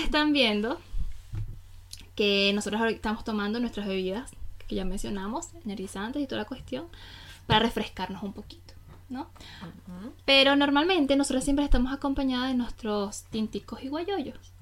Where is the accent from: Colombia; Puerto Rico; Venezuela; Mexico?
Venezuela; now in Germany; yo como buena venezolana soy amante del café